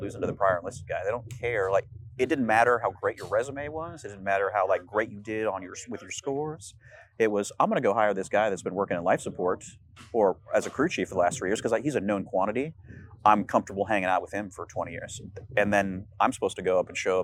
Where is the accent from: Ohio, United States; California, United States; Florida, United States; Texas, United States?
California, United States; I grew up in California